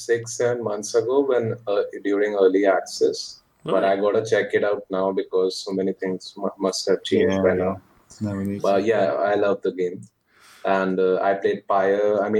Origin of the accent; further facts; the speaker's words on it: Lucknow, Uttar Pradesh, India; I'm from North India, from a city called Lucknow. And that's where I grew up.